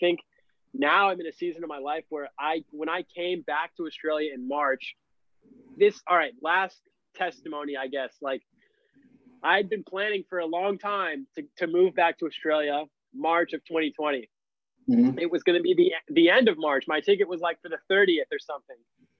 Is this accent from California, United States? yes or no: no; Florida, United States; I'm from Florida, dude. I've never ever seen snow to that capacity.